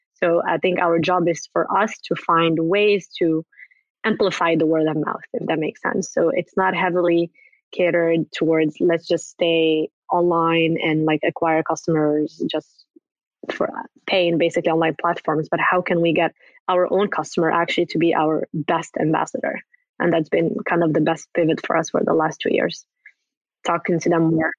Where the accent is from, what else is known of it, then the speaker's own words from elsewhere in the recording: Morocco; moved away; I'm originally from Morocco